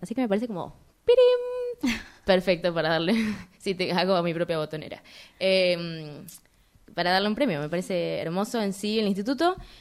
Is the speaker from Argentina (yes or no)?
yes; Argentina; somos de Argentina